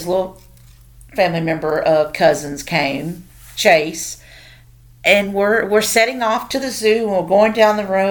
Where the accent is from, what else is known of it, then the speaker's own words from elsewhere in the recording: Tennessee, United States; moved away as an adult; now in Oklahoma, United States; I'm from Tennessee